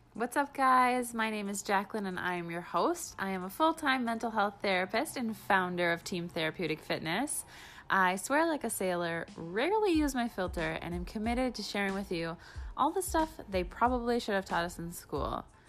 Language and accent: English; Wisconsin, United States; growing up in Wisconsin, where there are more bars than there are grocery stores